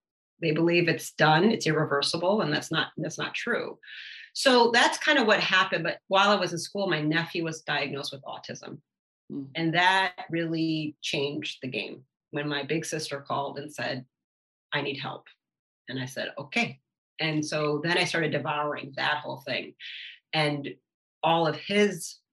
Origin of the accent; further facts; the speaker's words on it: Detroit, Michigan, United States; my growing up and my background of where I grew up in Detroit